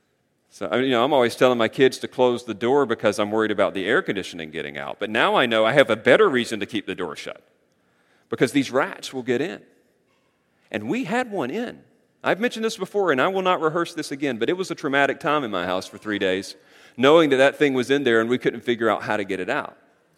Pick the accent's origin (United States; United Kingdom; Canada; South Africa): United States; North Carolina; Look, I grew up in North Carolina, surrounded by fields. Sometimes it was cornfields, sometimes it was soybeans.